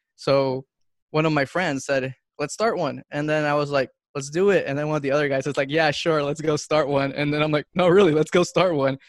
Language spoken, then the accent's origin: English; Honduras; moved away; also born or lived in Miami, United States; I'm from Honduras